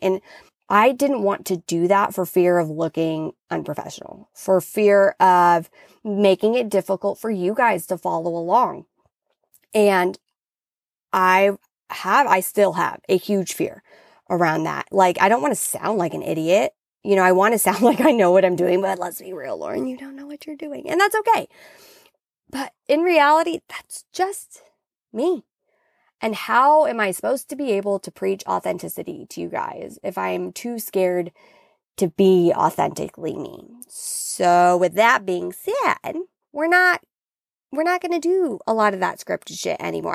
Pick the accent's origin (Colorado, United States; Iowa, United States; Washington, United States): Washington, United States; now in California, United States; I grew up in Washington